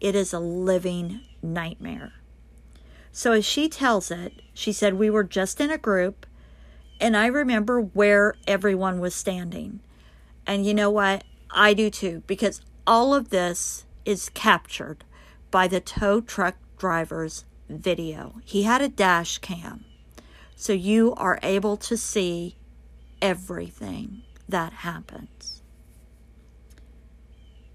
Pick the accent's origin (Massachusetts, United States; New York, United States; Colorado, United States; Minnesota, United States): Colorado, United States; the Colorado area, my home state